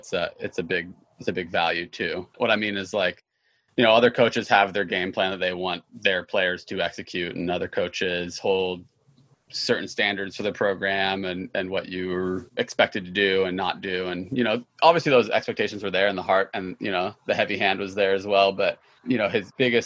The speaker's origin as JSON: {"language": "English", "town": "Eugene", "region": "Oregon", "country": "United States", "tie": "born or raised there", "said": "I was born in Southern Oregon, but I grew up in Eugene."}